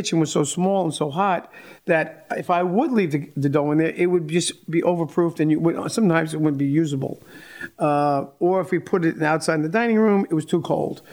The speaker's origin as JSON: {"language": "English", "region": "New York", "country": "United States", "tie": "born or raised there", "said": "as a kid growing up in New York"}